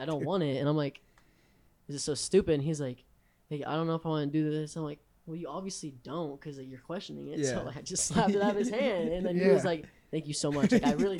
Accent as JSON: {"language": "English", "town": "Newport Beach", "region": "California", "country": "United States", "tie": "born or raised there", "said": "I'm from I was born in Newport Beach."}